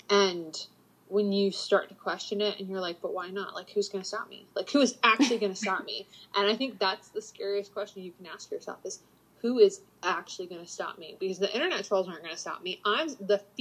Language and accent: English; the South, United States; and growing up in the South, there's such a stigma, like, mindset of getting married young, having babies young